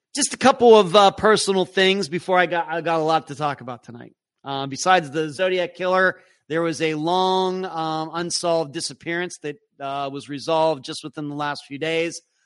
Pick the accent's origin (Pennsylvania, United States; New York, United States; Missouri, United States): Pennsylvania, United States; Leechburg; now in Florida, United States; I'm from Leechburg. Went to Leechburg High School, class of eighty-nine